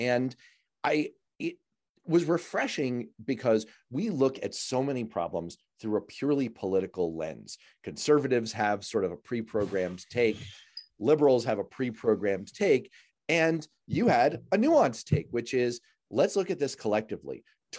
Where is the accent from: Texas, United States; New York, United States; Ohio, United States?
New York, United States; New York City; one of these exists in the neighborhood that I grew up in New York City